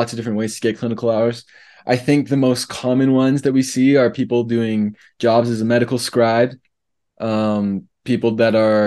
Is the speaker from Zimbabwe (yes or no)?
no; Canada; moved away as an adult; now in Provo, United States; as a Canadian